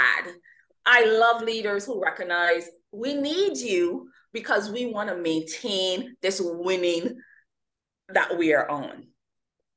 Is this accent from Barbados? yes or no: yes; Barbados; I'm originally from the Caribbean, born, nurtured, and educated in the lovely island of Barbados.